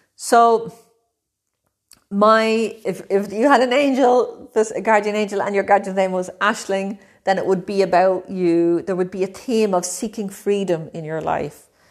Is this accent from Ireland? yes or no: yes; Ireland; moved away as an adult; also born or lived in Brazil; now in Italy; I'm from Ireland. I'm living in Italy at the moment, but I've also lived in Brazil.